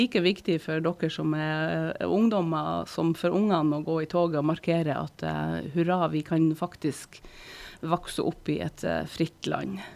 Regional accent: Sortland, Nordland, Norway; now in Harstad, Norway; jeg vokste opp eh, på Sortland.

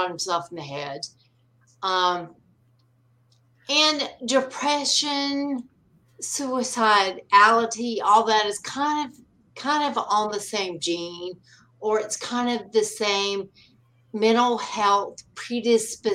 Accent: North Carolina, United States; I grew up in North Carolina

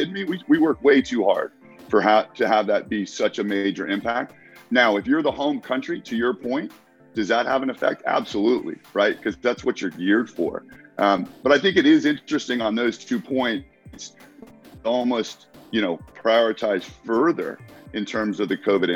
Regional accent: United States; I competed in my home country

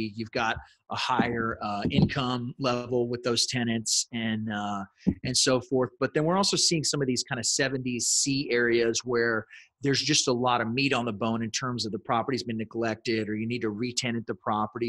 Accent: San Antonio, Texas, United States; I was born and raised here in San Antonio, and for the most part, I've lived here most of my life.

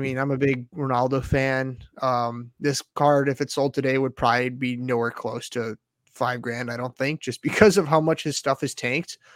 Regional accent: United States; as an American

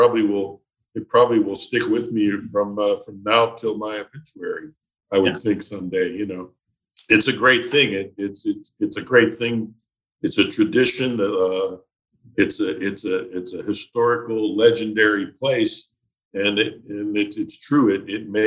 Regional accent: Pittsburgh, Pennsylvania, United States; I thought that my hometown was the center of the earth.

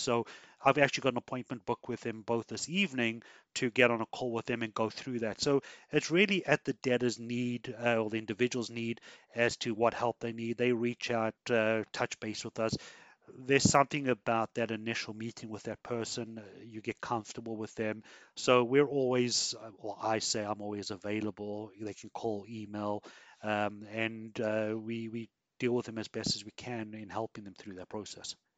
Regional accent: South Africa; now in Canada; I come from South Africa

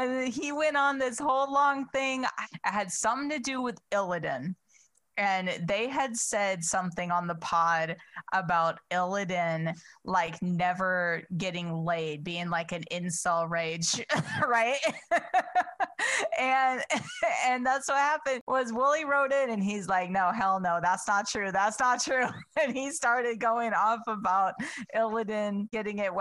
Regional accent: Chicago, Illinois, United States; I'm from Chicago

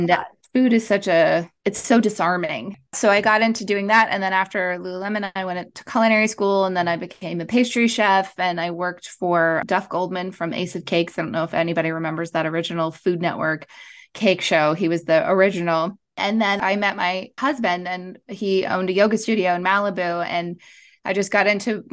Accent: Montreal, Quebec, Canada; moved away as an adult; now in Los Angeles, United States; I am originally from Montreal. I grew up in Canada, and then I moved to Los Angeles, like 14 years ago

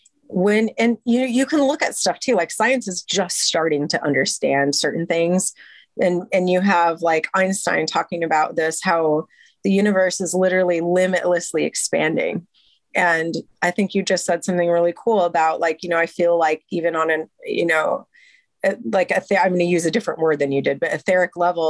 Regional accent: United States; I'm an American

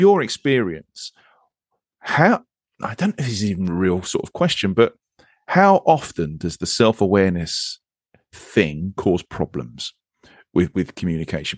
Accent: England, United Kingdom; accent: English accent; also born or lived in Monterey, California; I am English and I live a road across from you

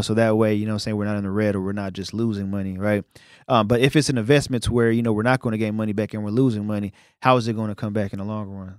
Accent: New York City, New York, United States; now in Dallas, United States; I'm from Brooklyn

